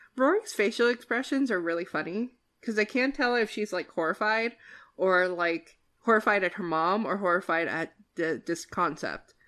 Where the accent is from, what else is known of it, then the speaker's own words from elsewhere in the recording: New Jersey, United States; I'm from New Jersey and I'm from the ki-, the part of New Jersey where you don't leave your doors unlocked